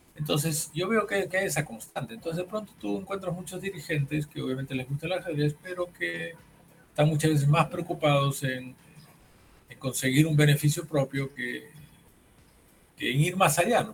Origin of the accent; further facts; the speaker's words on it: Peru; yo no soy de Lima